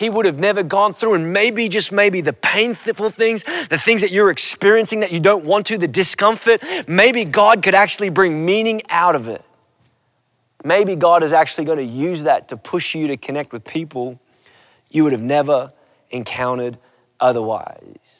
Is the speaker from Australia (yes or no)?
yes; Australia; Growing up in Australia, my family, we would do these road trips